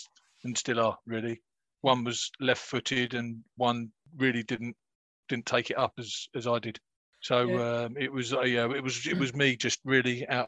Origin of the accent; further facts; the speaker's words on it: North Kent, South East England, United Kingdom; also born or lived in Selling / Sittingbourne; I'm a North Kent boy